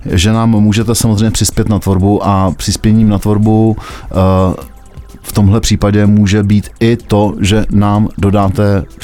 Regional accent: South Bohemian Region, Czechia; Já jsem taky Jihočechem uh, eh, víc než Budějčákem, ale to je jiný příběh.

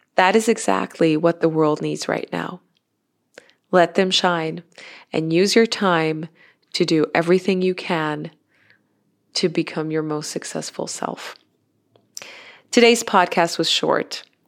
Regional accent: Innsbruck, Tyrol, Austria; here in my hometown in Innsbruck in Austria

